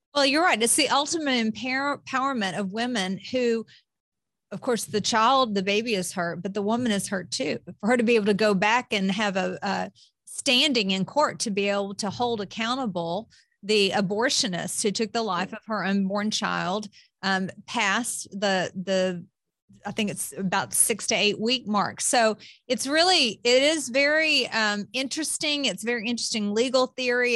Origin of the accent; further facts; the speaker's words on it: the South, United States; as a Southerner